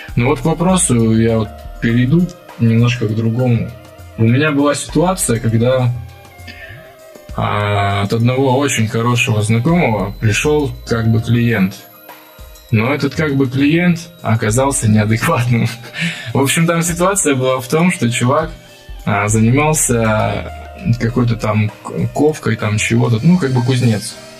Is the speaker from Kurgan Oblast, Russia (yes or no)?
yes; Kurgan, Kurgan Oblast, Russia; я из Кургана